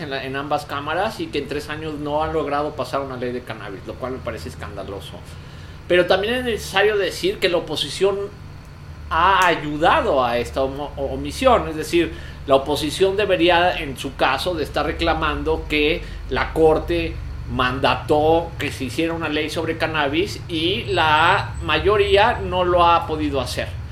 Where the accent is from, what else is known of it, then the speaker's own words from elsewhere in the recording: Mexico; como mexicanos